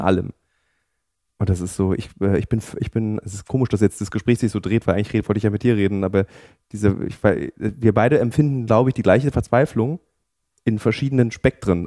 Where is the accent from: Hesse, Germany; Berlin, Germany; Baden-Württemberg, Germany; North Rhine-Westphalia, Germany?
Berlin, Germany; in meiner Heimatstadt Berlin